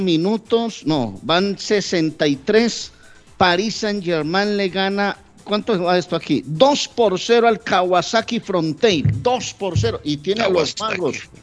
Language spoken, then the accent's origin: Spanish; Colombia; now in Massachusetts, United States; nuestra independencia colombiana